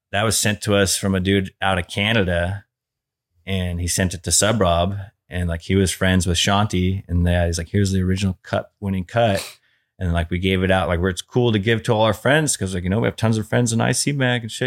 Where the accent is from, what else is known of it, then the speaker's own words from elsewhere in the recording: San Diego, California, United States; we are from Ocean Beach, the same town as them